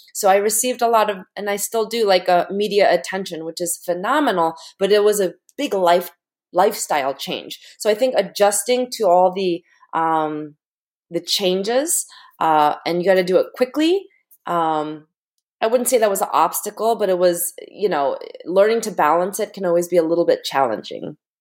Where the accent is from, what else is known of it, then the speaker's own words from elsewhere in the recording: United States; parents immigrated from Korea. I was born in the United States.